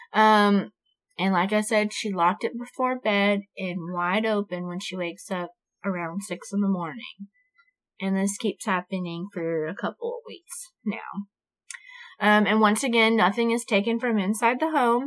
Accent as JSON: {"language": "English", "region": "Florida", "country": "United States", "tie": "born or raised there", "moved": "yes", "said": "I'm from Florida. My mom still lives there. My hometown is rough."}